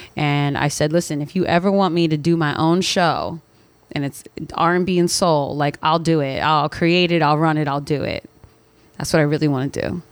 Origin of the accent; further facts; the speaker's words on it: Philadelphia, Pennsylvania, United States; moved away as an adult; now in New York, United States; I'm originally from Philadelphia, Pennsylvania, but I have been in New York now for almost a decade